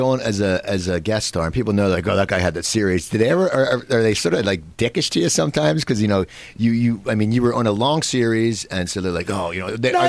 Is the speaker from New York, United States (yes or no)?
no; Cherry Hill, New Jersey, United States; moved away; And I grew up in Cherry Hill.